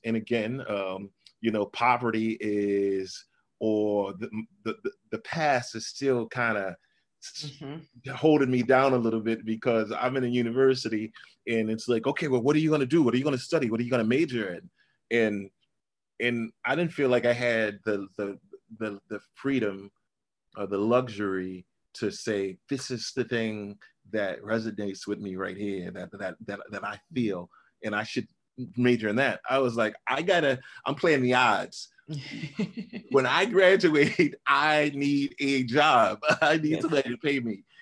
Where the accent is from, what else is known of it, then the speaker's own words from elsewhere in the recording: New Orleans, Louisiana, United States; I grew up in a part of New Orleans called Pigeon Town